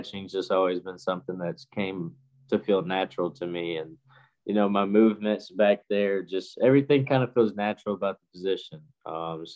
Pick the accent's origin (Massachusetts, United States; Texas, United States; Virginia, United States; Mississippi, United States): Mississippi, United States; Here in Mississippi. It's a place about an hour in between Hattiesburg and Gulfport, just a small place that I grew